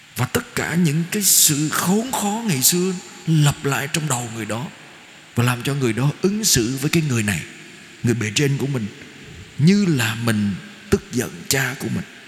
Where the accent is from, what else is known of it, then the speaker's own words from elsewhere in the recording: Vietnam; người Việt Nam của chúng ta